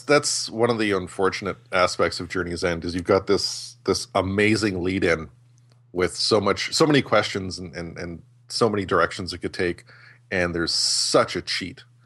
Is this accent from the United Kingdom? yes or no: no; Canada; I'm Canadian